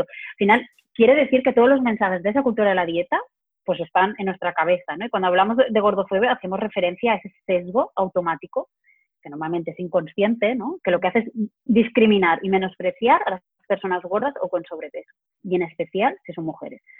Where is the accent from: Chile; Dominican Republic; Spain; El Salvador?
Spain; Barcelona, Catalonia; soy de Barcelona